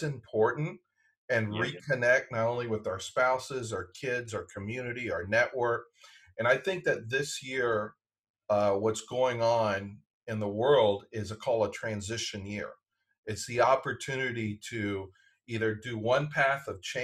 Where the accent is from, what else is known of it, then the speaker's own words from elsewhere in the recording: Decatur, Georgia, United States; also born or lived in Washington, D.C.; A&P in Atlanta, where I grew up in Decatur